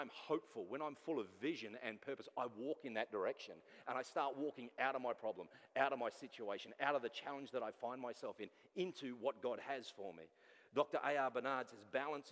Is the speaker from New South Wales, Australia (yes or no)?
yes; Sydney, New South Wales, Australia; moved away; I'm from Sydney